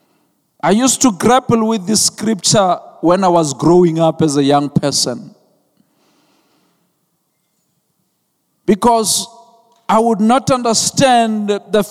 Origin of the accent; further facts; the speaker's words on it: Venda, Limpopo, South Africa; I'm from Venda, so there are cows there. So we grow up with cows